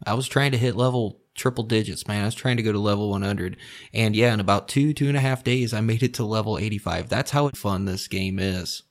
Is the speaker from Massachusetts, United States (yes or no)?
no; Indiana, United States; the home state, Indianapolis, Indiana